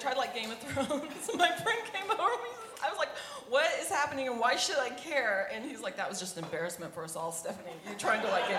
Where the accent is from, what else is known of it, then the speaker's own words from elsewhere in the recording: Arkansas, United States; moved away as an adult; also born or lived in Texas; I'm originally from Arkansas. I went to college in Texas. I don't know what that means, what that makes me. I am a Southern Baptist preacher's kid